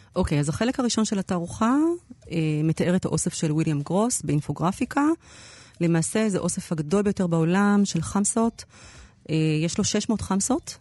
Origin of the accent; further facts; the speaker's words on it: Jerusalem, Jerusalem District, Israel; אנחנו שנינו ירושלמים